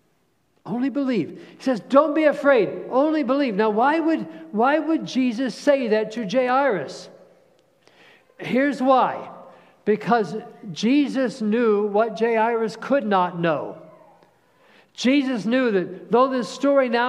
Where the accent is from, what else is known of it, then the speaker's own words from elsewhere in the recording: Cincinnati, Ohio, United States; We grew up outside of Cincinnati